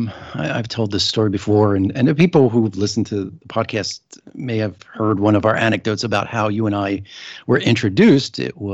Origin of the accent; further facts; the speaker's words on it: Pennsylvania, United States; I grew up in the Philadelphia suburbs. I would, as a teenager, take the train into Philadelphia and wander the halls of Independence Hall